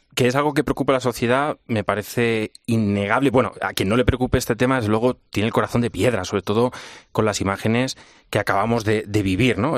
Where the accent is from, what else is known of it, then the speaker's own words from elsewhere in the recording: Spain; Como europeo, como español.